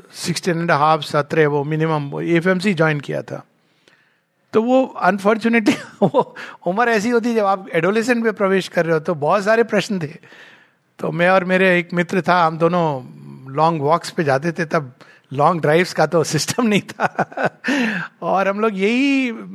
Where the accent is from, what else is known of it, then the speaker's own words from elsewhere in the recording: India; भारतीय हूँ शुद्ध भारतीय